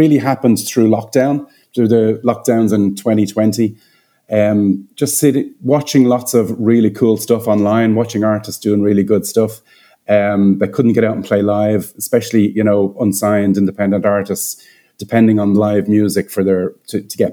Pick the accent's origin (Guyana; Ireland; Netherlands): Ireland; Dublin, Leinster; moved away as an adult; now in Cayman Islands; I'm based in the Cayman Islands, but I'm from Ireland. So yeah, I've been over here about 12 years, but I'm from Dublin.